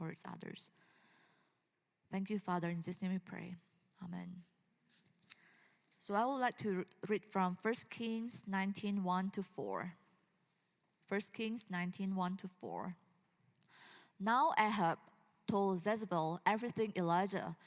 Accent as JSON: {"language": "English", "country": "Indonesia", "tie": "born or raised there", "moved": "yes", "said": "growing up in Indonesia"}